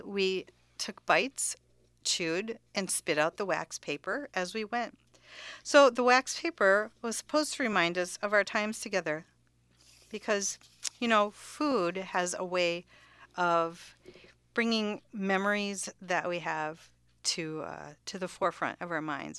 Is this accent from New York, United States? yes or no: no; Cudahy, Wisconsin, United States; moved away as an adult; also born or lived in Kansas; now in Connecticut, United States; I do appreciate all of the good Armenian food that I enjoyed growing up in Cudahy, Wisconsin